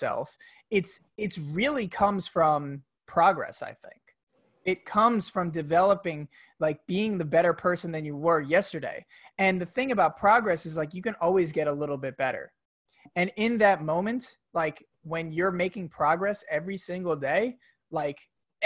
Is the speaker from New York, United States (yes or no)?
yes; New York, United States; I grew up in New York